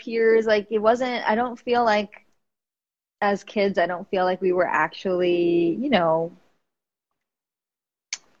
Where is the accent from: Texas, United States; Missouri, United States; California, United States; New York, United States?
New York, United States; New York City; I grew up in the Bronx, New York